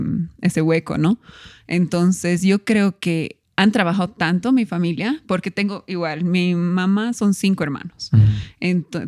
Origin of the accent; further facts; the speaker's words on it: Cochabamba, Bolivia; also born or lived in La Paz, Bolivia; vivíamos en La Paz, yo nací en La Paz y nos vinimos a Cochabamba con mi mamá